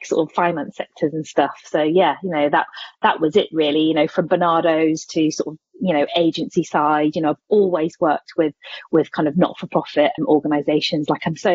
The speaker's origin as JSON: {"language": "English", "town": "Corby", "region": "East Midlands", "country": "United Kingdom", "tie": "born or raised there", "said": "I started life as a volunteer youth worker in my hometown, Corby"}